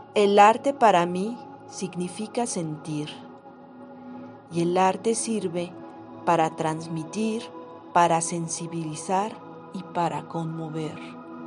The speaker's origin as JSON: {"language": "Spanish", "region": "Mexico City", "country": "Mexico", "tie": "born or raised there", "said": "Nací en la Ciudad de México y mi oficio es pintar"}